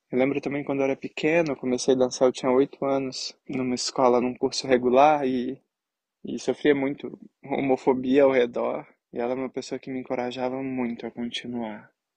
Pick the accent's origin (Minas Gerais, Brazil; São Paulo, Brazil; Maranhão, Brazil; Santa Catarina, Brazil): Minas Gerais, Brazil; Belo Horizonte; moved away as an adult; now in Angers, France; sou de Belo Horizonte, mas atualmente eu tô morando em Angers, na França